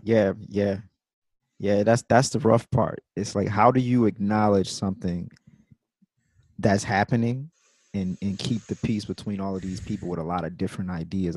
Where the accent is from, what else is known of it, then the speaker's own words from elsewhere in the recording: Jackson, Mississippi, United States; moved away; also born or lived in New York City / New Orleans; I'm from Jackson, Mississippi